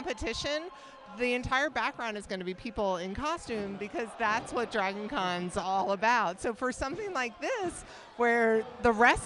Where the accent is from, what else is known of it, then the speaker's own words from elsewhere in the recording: Atlanta, Georgia, United States; as someone who's lived in this city for, over 33 years